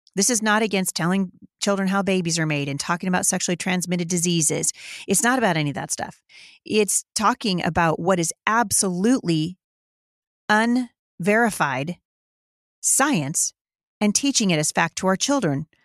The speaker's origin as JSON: {"language": "English", "town": "Battle Ground", "region": "Washington", "country": "United States", "tie": "born or raised there", "said": "my hometown here in Battleground, Washington"}